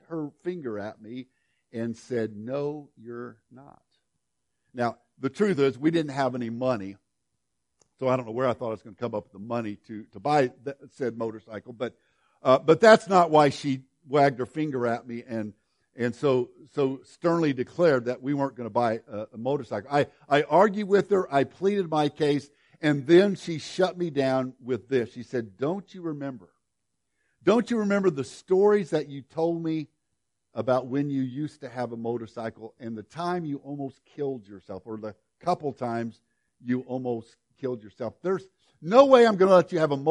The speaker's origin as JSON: {"language": "English", "town": "Woodlawn", "region": "Illinois", "country": "United States", "tie": "born or raised there", "moved": "yes", "said": "my hometown of Woodlawn, Illinois"}